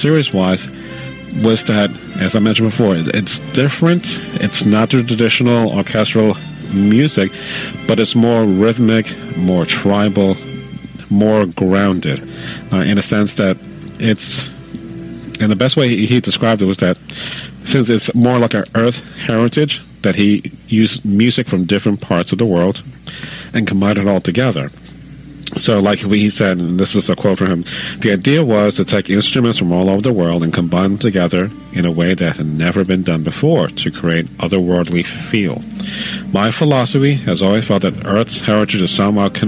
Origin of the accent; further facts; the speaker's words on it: New York City, New York, United States; growing up in the Bronx